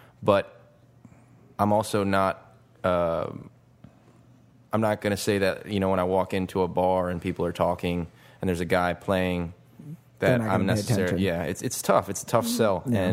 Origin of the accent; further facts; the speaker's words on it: Metairie, Louisiana, United States; I grew up in Metairie